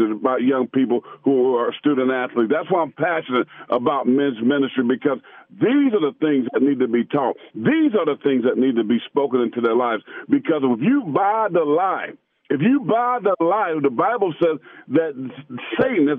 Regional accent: Pageland, South Carolina, United States; I grew up in Pageland, South Carolina

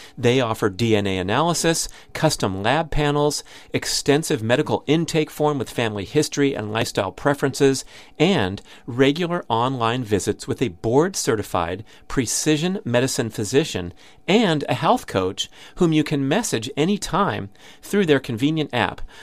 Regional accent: Southern California, United States; I grew up in Southern California where the major fast food chains all originated.

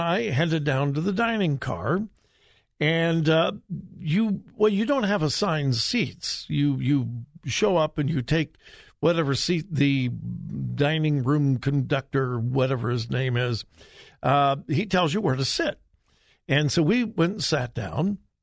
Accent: Southern California, United States; now in Ohio, United States; I am from Southern California

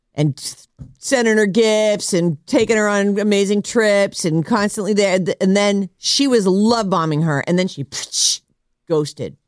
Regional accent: Massachusetts, United States; now in California, United States; I grew up in Massachusetts, which is northeast.

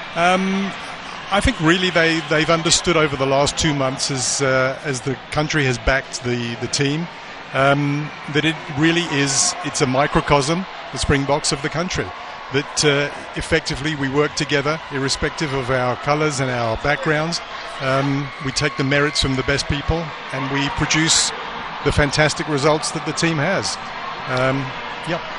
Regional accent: England, United Kingdom; moved away as an adult; now in South Africa; I'm actually an Englishman who's been living here for 15 years

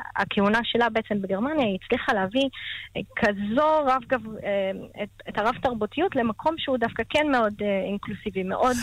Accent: Haifa, Haifa District, Israel; אני גדלתי בשכונת עין הים וואדי ג'מאל בחיפה

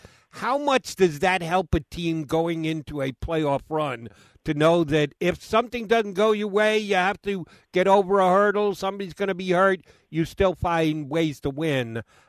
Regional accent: Philadelphia, Pennsylvania, United States; NBC Sports Philly is in my hometown

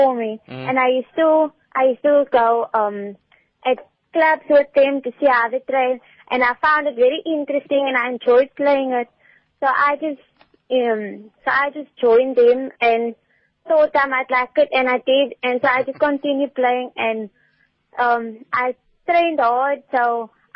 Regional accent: Cape Town, Western Cape, South Africa; I'm from Bonteville, actually

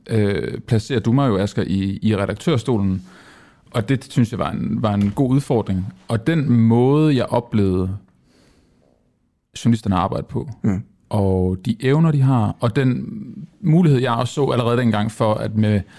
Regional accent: Jutland, Denmark; nu er jeg jyde

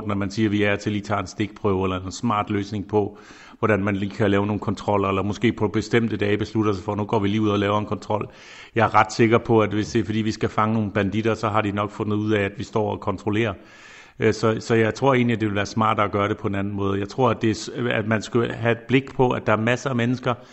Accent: Denmark; Men de får selvfølgelig også alle sammen at høre, hvor jeg kommer fra. Herinde på ministerkontoret på mit skrivebord står selvfølgelig Dannebro, øh, det er der ingen tvivl om

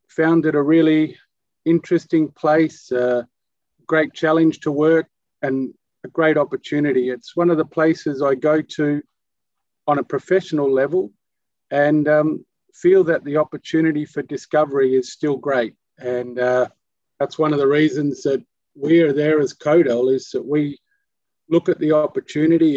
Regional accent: Melbourne, Victoria, Australia; moved away as an adult; also born or lived in Western Australia; now in Perth, Australia; I was born in Melbourne in Australia

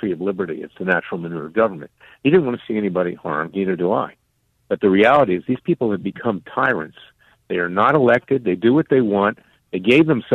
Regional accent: Florida, United States; I'm from Florida

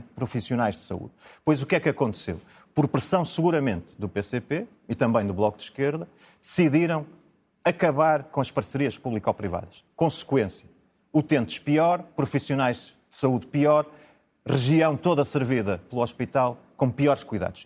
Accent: Braga, Norte, Portugal

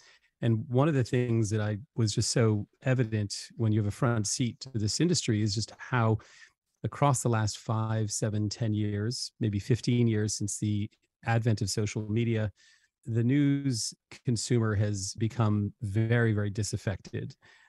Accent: Paris, Île-de-France, France; also born or lived in Africa / China / Hong Kong; I mean, I'm half English, half American. I was raised in Paris, and French culture was my sort of first place I came to know the world. Lived extensively in Africa, lived in Asia, China, Hong Kong for 10 years.

